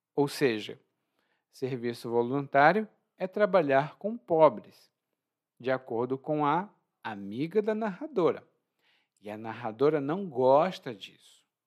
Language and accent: Portuguese; Ceará, Brazil; no meu estado natal, lá no Ceará